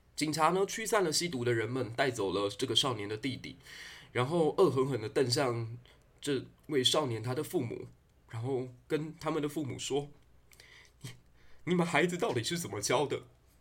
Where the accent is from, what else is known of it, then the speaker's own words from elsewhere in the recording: Taiwan; 难道我们台湾人就只能这样子了吗